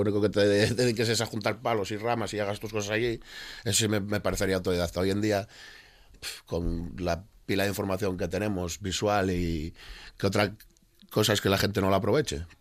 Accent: Oviedo, Asturias, Spain; soy de Oviedo

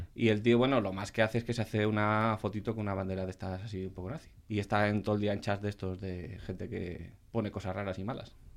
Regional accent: Asturias, Spain; Yo como buen asturiano

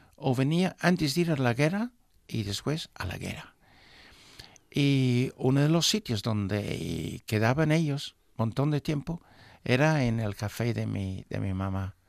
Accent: England, United Kingdom; moved away; nuestro pueblo tenía en esos momentos, para darte una idea, una población de unas 5.000 personas

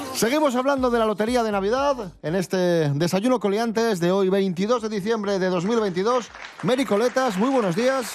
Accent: Asturias, Spain; los asturianos

